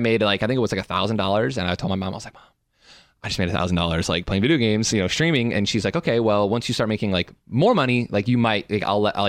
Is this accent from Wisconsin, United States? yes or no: no; Illinois, United States; also born or lived in Detroit, Michigan; I'm from Illinois. So okay. I was born in Detroit, but I've lived in Illinois my whole life.